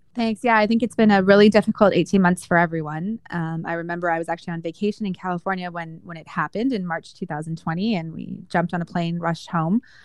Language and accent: English; Calgary, Alberta, Canada; moved away as an adult; also born or lived in Toronto / Kingston / Boston; I was born and raised in Calgary, Alberta